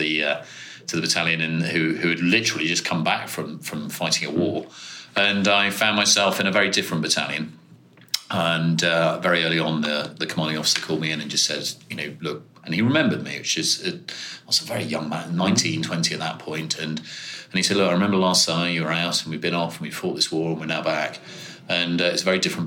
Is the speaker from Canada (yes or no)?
no; Birmingham, West Midlands, United Kingdom; I grew up in Birmingham, schooled in Birmingham